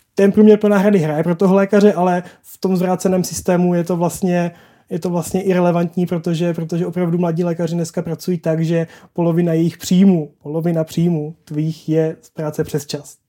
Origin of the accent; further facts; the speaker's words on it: South Moravian Region, Czechia; já jsem z Jižní Moravy